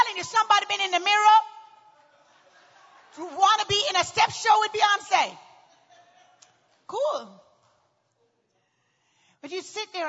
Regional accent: Houston, Texas, United States; Well, I'm from Houston, too.

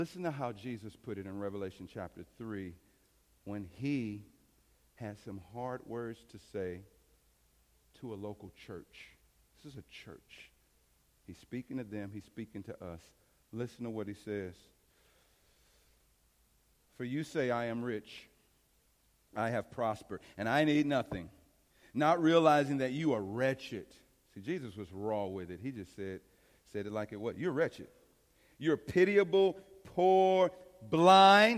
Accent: East St. Louis, Illinois, United States; growing up in East St. Louis

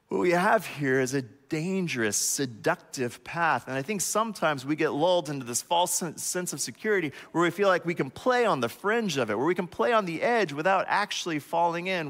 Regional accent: United States; As an American

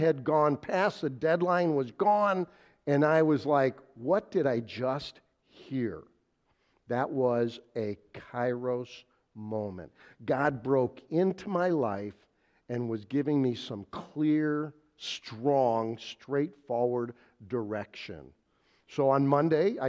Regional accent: Wheeling, Illinois, United States; I grew up in Wheeling, just a little bit east of here

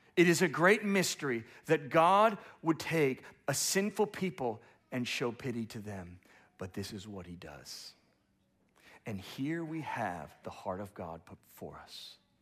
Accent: United States; as an American

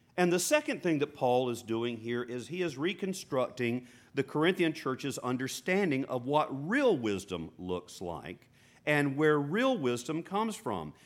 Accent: United States; us as American followers of Jesus

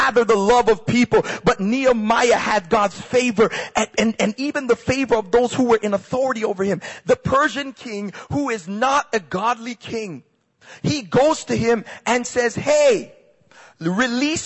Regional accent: Toronto, Ontario, Canada; I'm from Scarborough. I'm from Malvern

